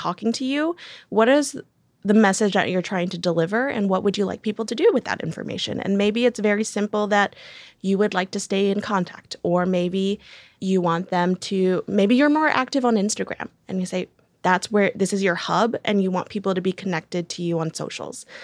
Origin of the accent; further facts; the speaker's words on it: Decatur, Alabama, United States; I was born in Decatur, Georgia, and then my fun fact is that I moved to Decatur, Alabama